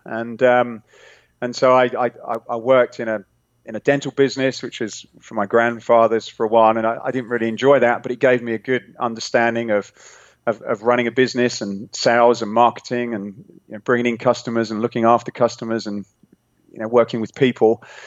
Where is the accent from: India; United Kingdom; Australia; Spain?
United Kingdom; England; accent: British; moved away as an adult; now in California, United States; I'm I'm originally from England, nice. um, but living now in uh, sunny California